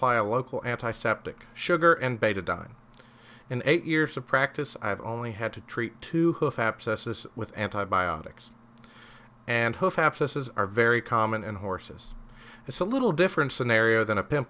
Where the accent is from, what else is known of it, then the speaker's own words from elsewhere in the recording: Kentucky, United States; I'm from Kentucky. Everyone but me watches basketball here